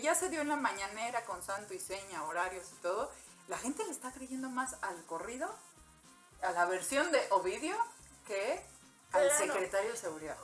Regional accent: Mexico; nuestro país

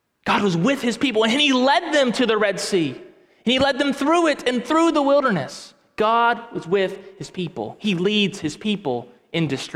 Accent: near the Gulf, Gulf Coast, United States; Growing up near the Gulf

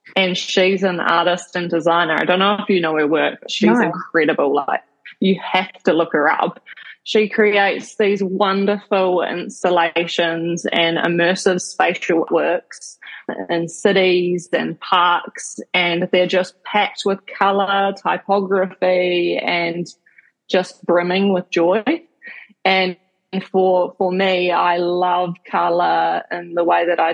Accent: Kaitaia, Northland, New Zealand; I grew up in Kaitaia, which is in the top of the North Island in a small place called Nataki.

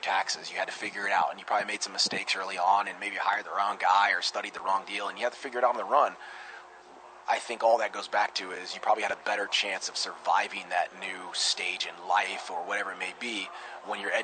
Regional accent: near Rocklin, California, United States; I grew up near Rockland, California

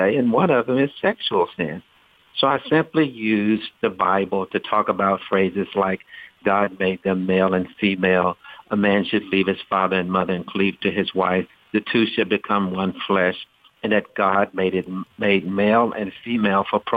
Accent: Shreveport, Louisiana, United States; I grew up in Shreveport, Louisiana

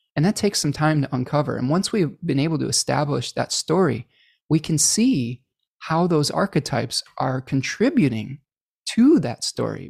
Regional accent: United States; accent: American; my American accent

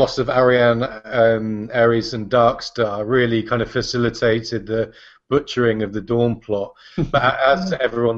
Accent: England, United Kingdom; As an Englishman

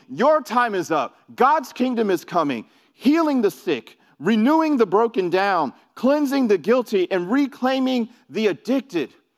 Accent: New York City, New York, United States; moved away; I, I'm from New York. I grew up in New York City

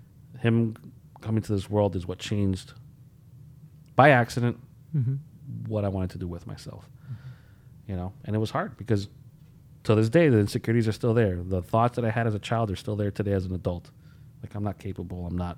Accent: Holyoke, Massachusetts, United States; also born or lived in Puerto Rico; like I grew up in Holyoke. Mm-hmm. I'm a product of the city through and through, right? Born in Puerto Rico, and my parents decided to come here for some darn reason

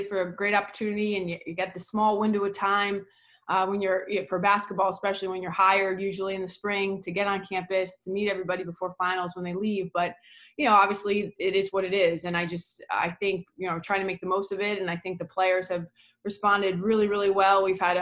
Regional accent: New York, United States; moved away as an adult; also born or lived in New England; I grew up in New York

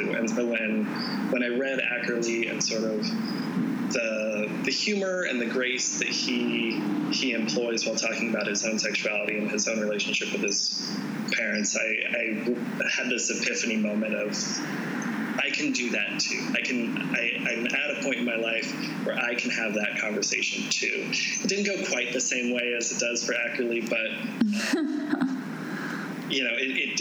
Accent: North Idaho, United States; moved away as an adult; also born or lived in Bellingham, Washington; I grew up in North Idaho in, shall we say, a rather conservative Christian denomination.

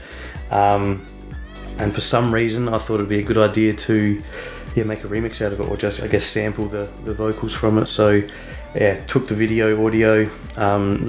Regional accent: Adelaide, South Australia, Australia; moved away as an adult; now in Byron Bay, Australia; Originally from Adelaide, and then moved up to Byron about 7 years ago now

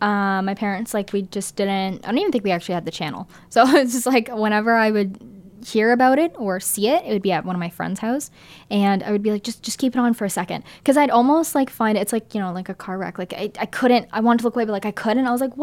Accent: Canada; my family here in Canada has maintained a lot of the Italian cultures that our family in Italy no longer kind of do.

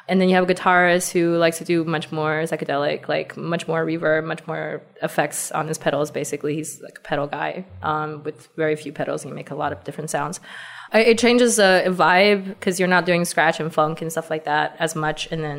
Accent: Beijing, China; accent: Valley Girl; We are from Beijing. You might hear me with a funny Valley Girl accent because I went to school in California briefly.

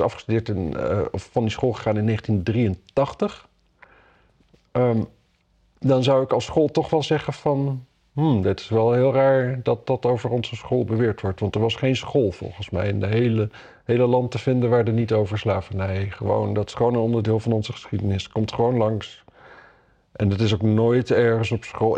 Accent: Wapserveen, Drenthe, Netherlands; ik kom uit Wapserveen natuurlijk

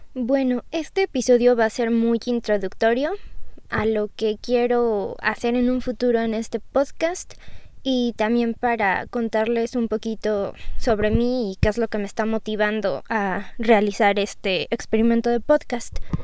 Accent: Mexico; yo soy de México

